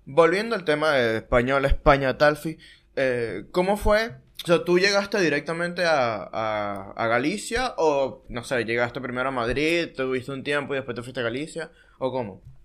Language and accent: Spanish; Maturín, Monagas, Venezuela; now in Buenos Aires, Argentina; soy de Maturín y vivía en un pueblo total